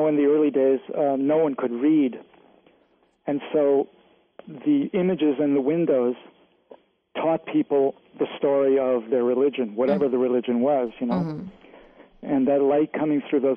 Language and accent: English; Illinois, United States; I grew up in Illinois